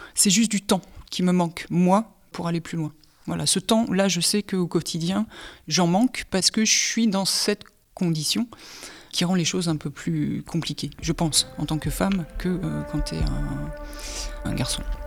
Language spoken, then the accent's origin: French; Hénin-Beaumont, Hauts-de-France, France; also born or lived in Courrières; je suis du bassin minier, j'habite à inin beaumont je suis née à Courrières. J'ai fait toute ma scolarité euh, à Hénin-Beaumont.